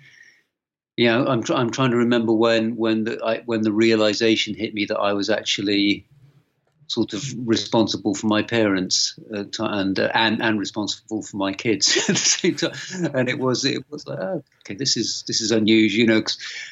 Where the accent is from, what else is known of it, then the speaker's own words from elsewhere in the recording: Yeovil, South West England, United Kingdom; I grew up in Yeovil, you know, a small town